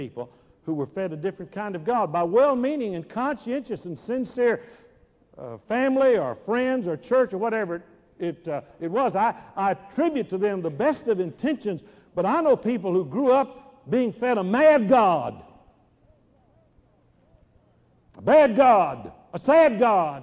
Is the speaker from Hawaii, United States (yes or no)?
no; Dallas, Texas, United States; I grew up in Dallas